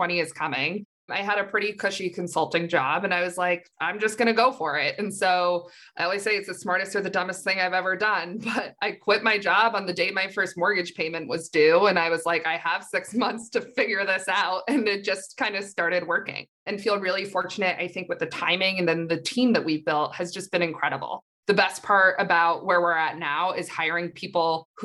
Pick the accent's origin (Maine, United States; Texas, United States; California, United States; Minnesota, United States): Maine, United States; moved away as an adult; also born or lived in Washington, D.C.; I'm from Maine